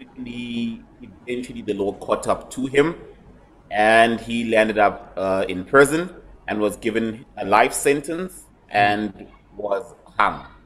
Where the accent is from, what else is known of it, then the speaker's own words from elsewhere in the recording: Soweto, Gauteng, South Africa; first language English and Zulu; I'm born and bred in Soweto. All I know is life in Soweto